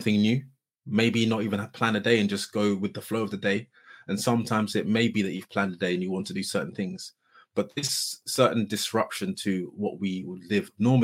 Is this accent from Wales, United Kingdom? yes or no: no; Surrey, South East England, United Kingdom; where I grew up in Surrey